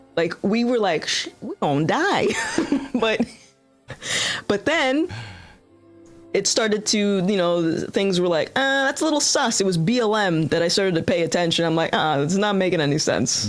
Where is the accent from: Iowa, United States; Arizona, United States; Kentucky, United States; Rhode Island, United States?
Rhode Island, United States; I'm from Rhode Island